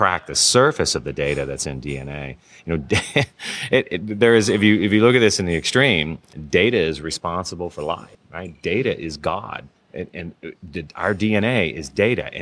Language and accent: English; Kentucky, United States; I'm from Kentucky